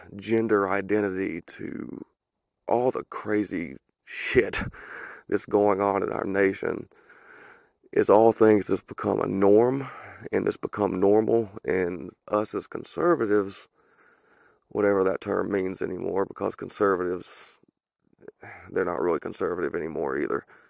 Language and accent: English; the South, United States; accent: southern; my southern accent. I am from the south